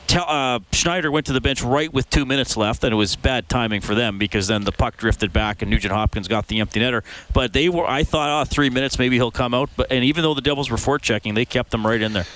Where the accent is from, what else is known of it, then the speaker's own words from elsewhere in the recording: Evansburg, Alberta, Canada; I am from Evansburg